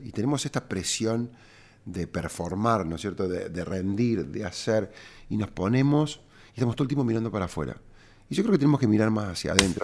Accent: Córdoba, Argentina; cordobés y emprendedor

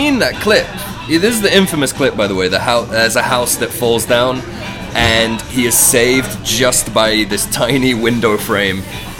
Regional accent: United Kingdom; I'm British.

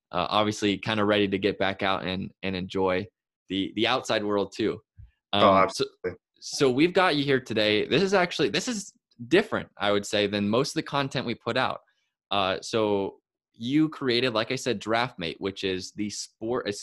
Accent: Walla Walla, Washington, United States; I was from Walla Walla

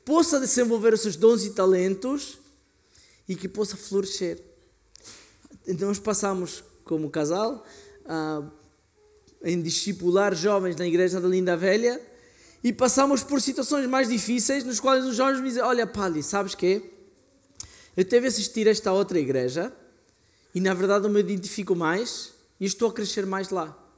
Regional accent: Argentina; Portuguese is a second language; Aliás, na Argentina, sou argentino, fazemos grelhados que a carne demora duas, três, quatro horas em cozer.

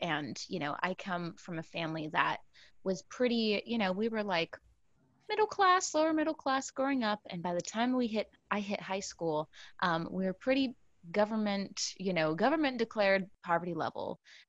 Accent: San Antonio, Texas, United States; moved away as an adult; also born or lived in Brooklyn, New York; now in New York, United States; I hail originally from San Antonio, Texas, and I've been in New York, in Brooklyn, for about 7 years now.

